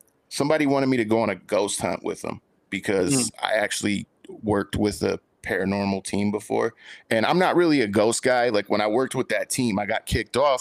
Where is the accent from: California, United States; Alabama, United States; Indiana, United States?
California, United States; San Francisco; I grew up in San Francisco, which is probably the closest thing you can get to the East Coast on the West Coast